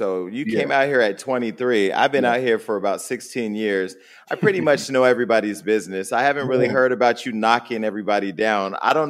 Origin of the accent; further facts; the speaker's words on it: Stockton, California, United States; now in Los Angeles, United States; Because I'm from Northern California, a little rough city called Stockton.